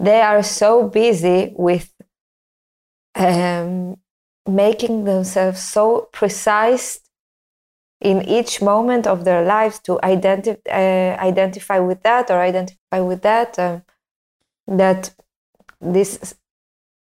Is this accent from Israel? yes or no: yes; Tel Aviv, Tel Aviv District, Israel; I grew up in Tel Aviv